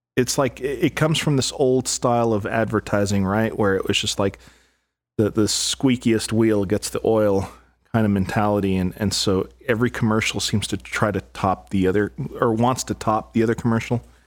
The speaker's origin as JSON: {"language": "English", "town": "El Paso", "region": "Texas", "country": "United States", "tie": "born or raised there", "said": "I grew up in El Paso, Texas"}